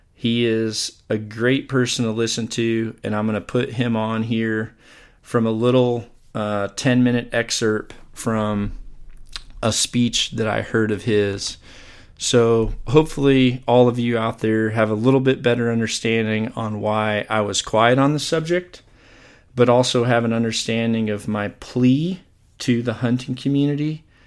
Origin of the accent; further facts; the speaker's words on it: Mississippi, United States; Where I grew up in Mississippi